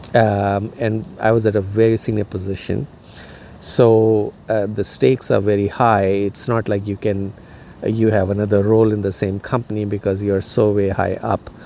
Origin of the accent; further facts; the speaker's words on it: India; moved away as an adult; now in United States; where I was growing up in India